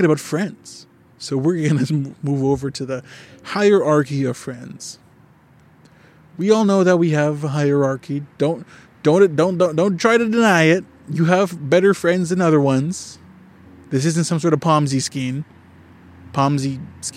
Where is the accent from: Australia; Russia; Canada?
Canada; I'm a Canadian.